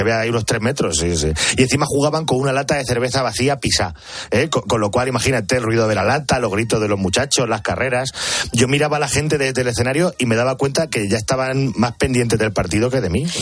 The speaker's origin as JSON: {"language": "Spanish", "town": "Picón", "region": "Castilla-La Mancha", "country": "Spain", "tie": "born or raised there", "said": "la misa del gallo de Picón, en mi pueblo"}